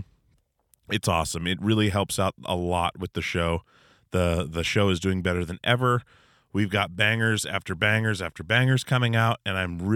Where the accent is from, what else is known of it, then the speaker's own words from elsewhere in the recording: Alaska, United States; moved away as an adult; now in Portland, United States; I grew up in Alaska.